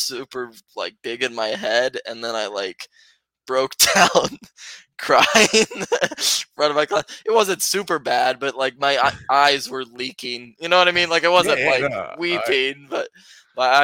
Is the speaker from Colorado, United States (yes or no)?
yes; Colorado, United States; moved away as an adult; now in San Luis Obispo, United States; I'm from Colorado, so that's where I grew up.